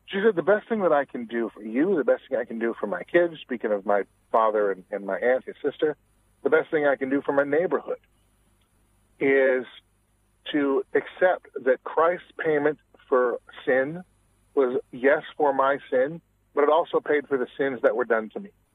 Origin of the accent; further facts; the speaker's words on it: Washington, United States; I'm originally from Washington State